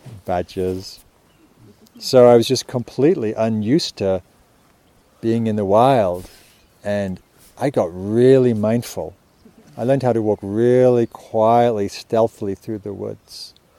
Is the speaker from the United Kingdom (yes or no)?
yes; England, United Kingdom; now in United States; And I was coming from England. And in England, it's not that wild, as I mentioned.